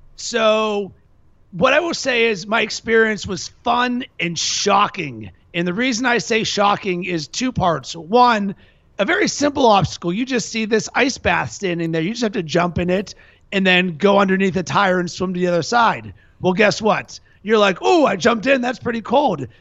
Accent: Pittsburgh, Pennsylvania, United States; now in Chicago, United States; I'm from Pittsburgh

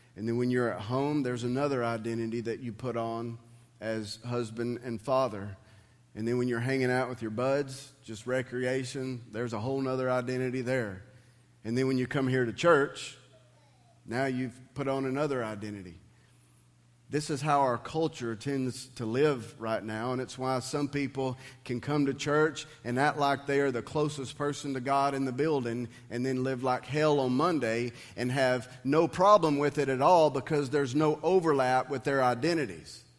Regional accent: United States; I'm a Christian who has been blessed to be able to live in the United States of America.

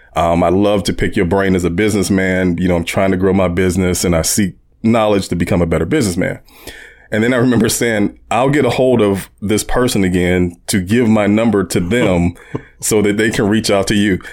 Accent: Warren, Ohio, United States; growing up in Warren

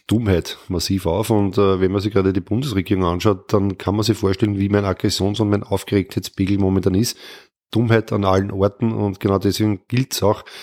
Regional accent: Mödling, Lower Austria, Austria; born there; now in Triestingtal, Austria; Äh, meine Geburtsstadt ist Mödling. Ich bin dort im Krankenhaus zur Welt gekommen. Jetzt lebe ich im schönen Tristingtal hier

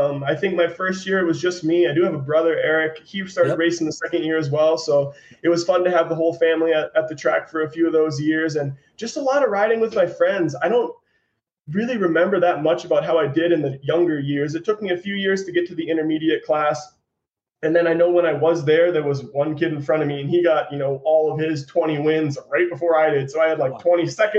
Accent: St. Cloud, Minnesota, United States; now in Utah, United States; I grew up in St. Cloud, Minnesota

